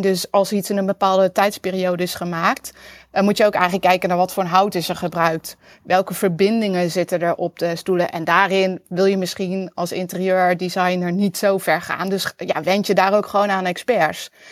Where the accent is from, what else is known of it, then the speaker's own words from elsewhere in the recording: Netherlands; also born or lived in Utrecht; als Nederlander